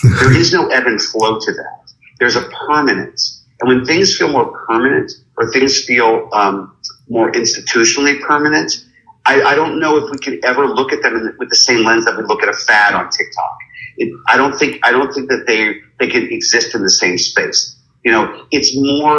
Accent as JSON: {"language": "English", "town": "Pittsburgh", "region": "Pennsylvania", "country": "United States", "tie": "born or raised there", "said": "growing up in Pittsburgh"}